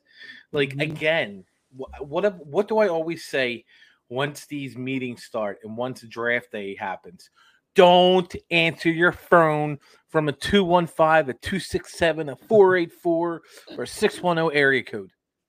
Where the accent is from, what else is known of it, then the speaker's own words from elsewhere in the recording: Philadelphia, Pennsylvania, United States; we're from the Philadelphia area